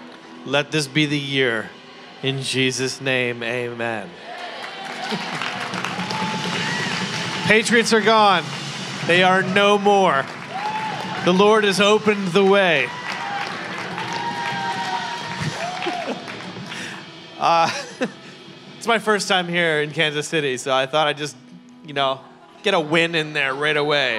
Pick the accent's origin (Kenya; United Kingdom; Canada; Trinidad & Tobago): Canada; also born or lived in New York, United States; now in Newport Beach, United States; I'm Canadian